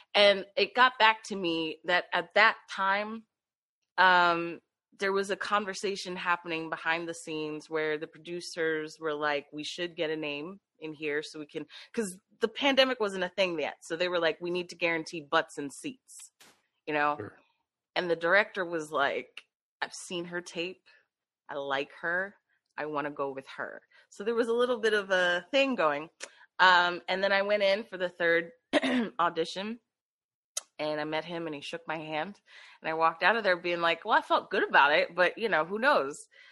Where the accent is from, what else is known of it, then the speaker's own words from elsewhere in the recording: Philadelphia, Pennsylvania, United States; born and raised in Philadelphia